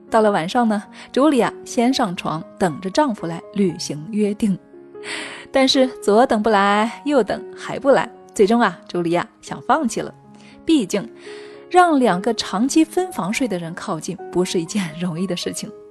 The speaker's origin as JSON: {"language": "Chinese", "country": "China", "said": "我们中国人呢，一直是羞于谈论这个话题的"}